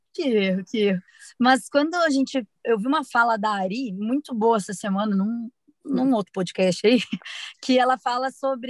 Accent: Curitiba, Paraná, Brazil; sou de Curitiba

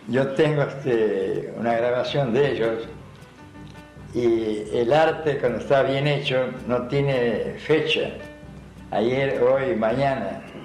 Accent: Santiago del Estero, Argentina; now in Buenos Aires, Argentina; Era un sonido desconocido para, para mí en Santiago. Allá andábamos en mula, en burro.

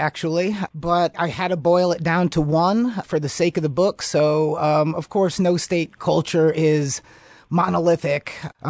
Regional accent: Chicago, Illinois, United States; now in Michigan, United States; I'm presently living in Michigan's Upper Peninsula. I'm originally from Chicago

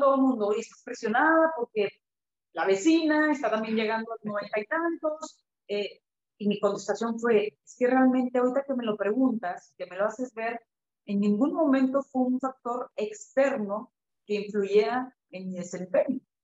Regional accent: Mexico; also born or lived in Kazakhstan / Canada; el fútbol profesional en nuestro país

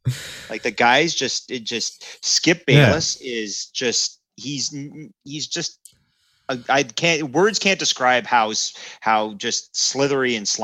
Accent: Canada; And I know we're hockey centric. We're Canadian boys. We love it.

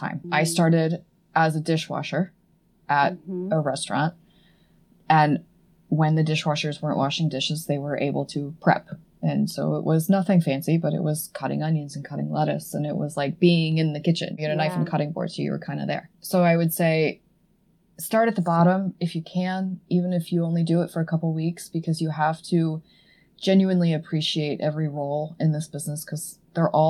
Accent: Edmond, Oklahoma, United States; moved away as an adult; also born or lived in Stillwater, Oklahoma; now in Boston, United States; I grew up in Edmond

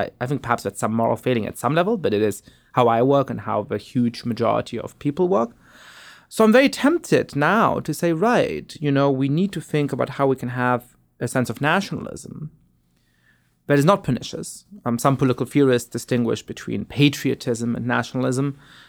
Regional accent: Germany; I grew up in Germany, born to Polish parents. I was Jewish, which made it complicated in various ways whether I belonged in Germany.

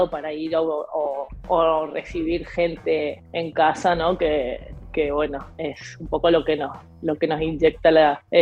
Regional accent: Argentina; Nosotros somos bastante argentinos en, la manera de, vivir y de relacionarnos a pesar de estar fuera.

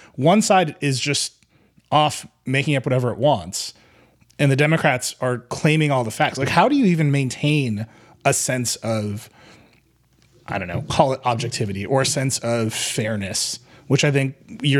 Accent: Wisconsin, United States; the senator from my home state

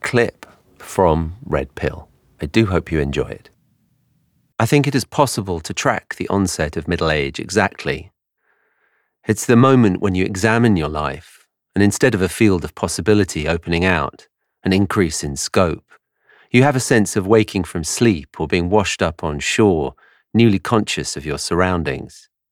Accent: London, United Kingdom; accent: English; moved away as an adult; now in New York, United States; my accent is English. I grew up in London, but I've lived in New York for twelve years now

